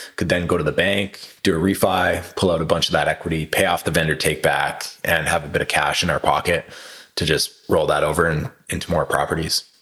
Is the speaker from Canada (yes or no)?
yes; Kelowna, British Columbia, Canada; moved away as an adult; growing up in Kelowna